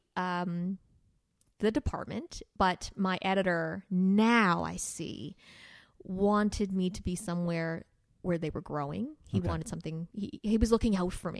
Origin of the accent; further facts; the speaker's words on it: Winnipeg, Manitoba, Canada; moved away as an adult; also born or lived in Toronto; I was from Winnipeg.